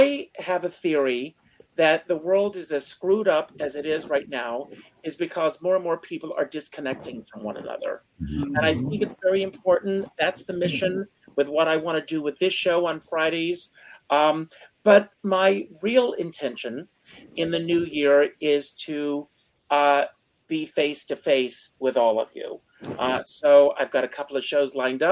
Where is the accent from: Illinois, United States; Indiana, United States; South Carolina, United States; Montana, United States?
South Carolina, United States; moved away; also born or lived in New York; I grew up in South Carolina